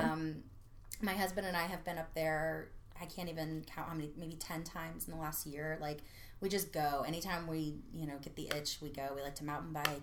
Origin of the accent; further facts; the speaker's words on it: Gainesville, Florida, United States; now in Orlando, United States; I was born and raised in Gainesville. I was there for 20 something years